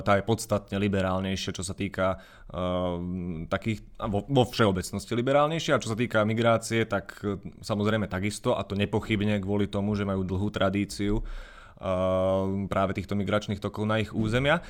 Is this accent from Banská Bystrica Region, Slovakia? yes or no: yes; Banská Bystrica, Banská Bystrica Region, Slovakia; Identifikujem sa ako Bystričan, Stredoslovák